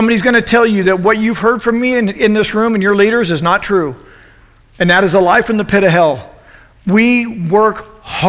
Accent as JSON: {"language": "English", "country": "United States", "said": "I'm an American"}